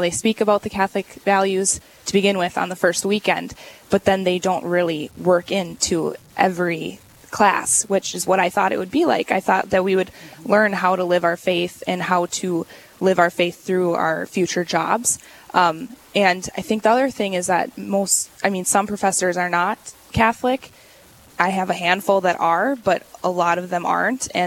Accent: Canada; born there; also born or lived in Switzerland; Um, I was born in Canada, and wow. we lived as a family in Switzerland and overseas for a long time because mm-hmm. my dad was playing hockey.

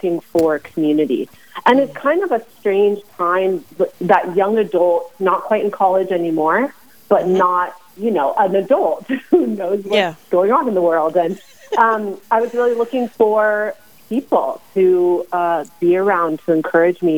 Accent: Arizona, United States; we hail from Arizona

